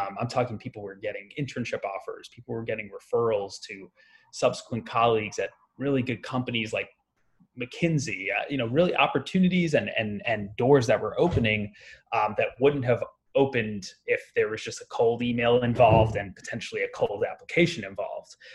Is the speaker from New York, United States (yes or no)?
yes; Long Island, New York, United States; I grew up in the suburbs of New York, um, so out in Long Island